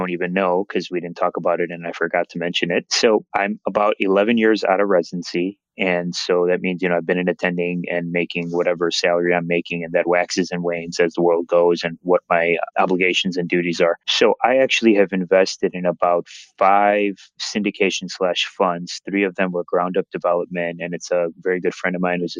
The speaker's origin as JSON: {"language": "English", "town": "Chicago", "region": "Illinois", "country": "United States", "tie": "born or raised there", "said": "born and raised in Chicago"}